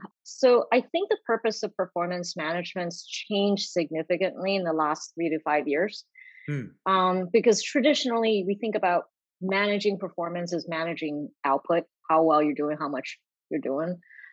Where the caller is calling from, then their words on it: Boston, Massachusetts, United States; I'm calling in from Boston, Massachusetts.